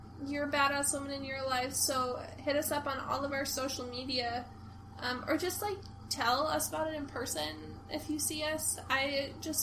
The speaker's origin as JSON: {"language": "English", "town": "Forest Lake", "country": "United States", "tie": "born or raised there", "said": "Like Forest Lake. My hometown."}